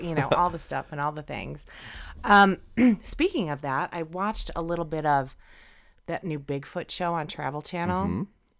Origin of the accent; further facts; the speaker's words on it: Indiana, United States; We're from Indiana.